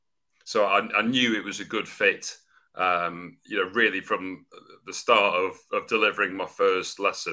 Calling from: London, United Kingdom; I'm joining you from North London, England, UK.

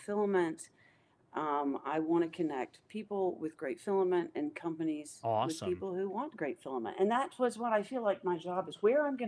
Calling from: North Carolina, United States; I'm in North Carolina

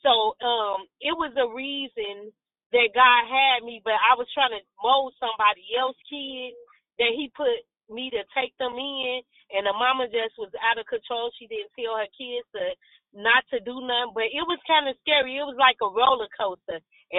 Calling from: Gary, Indiana, United States; I'm calling from Gary, Indiana.

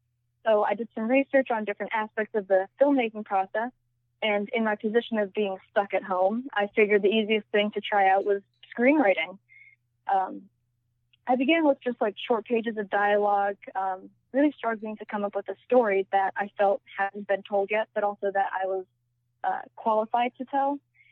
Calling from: Maryland, United States; Right now, I am on the East Coast in the state of Maryland.

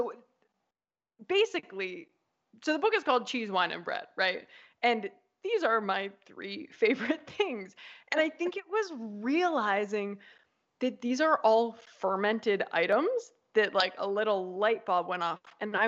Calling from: Apulia, Italy; I am calling from Italy, from southern Italy, from the region of Puglia.

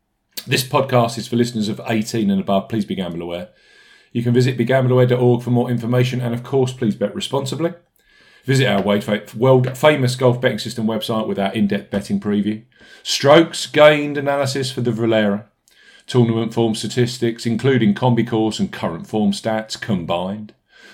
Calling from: Bude, South West England, United Kingdom; I'm a postman from Bude in Cornwall, and I look forward to your great stats, picks, and analysis on all events every week

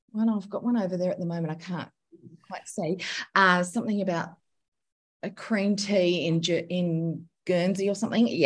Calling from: Sydney, New South Wales, Australia; I'm coming to you from um, home today in Sydney

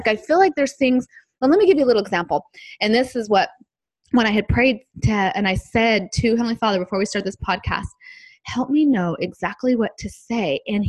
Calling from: San Diego, California, United States; I'm joining you from San Diego

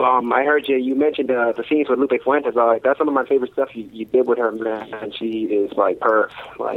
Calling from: Osaka, Japan; I'm calling from Osaka, Japan.

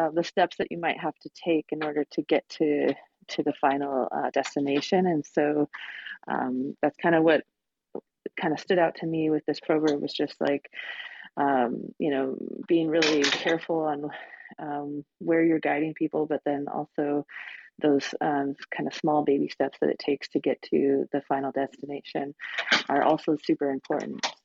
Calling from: Seattle, Washington, United States; Sorry, I'm actually in Seattle, but am just starting my work day

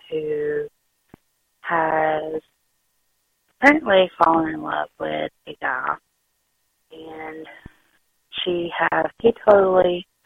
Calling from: Alabama, United States; I'm calling from Alabama.

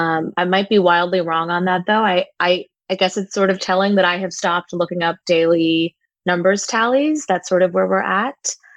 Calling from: Brooklyn, New York, United States; I'm calling from Brooklyn, New York, and things are looking okay from the perspective of the pandemic over here.

